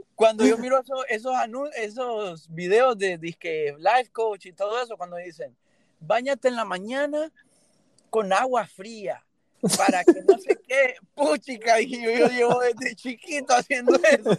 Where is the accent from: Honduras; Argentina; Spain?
Honduras; moved away as an adult; now in Miami, United States; Yo nací en Honduras y viví 20 años